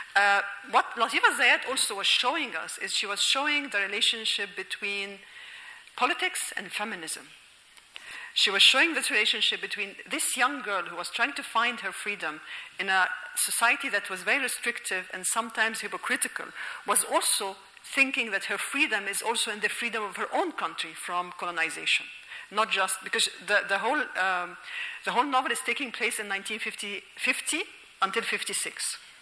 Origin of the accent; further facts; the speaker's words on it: Alexandria, Alexandria Governorate, Egypt; moved away as an adult; I am originally from Alexandria